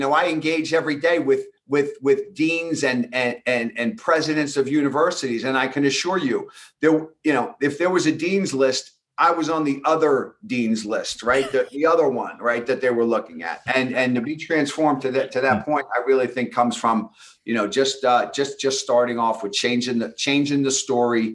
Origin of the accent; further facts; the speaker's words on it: Long Island, New York, United States; accent: thick New York; I had this thick New York accent. I'm from New York and I grew up in a middle-class neighborhood. And, you know, we were Long Island proud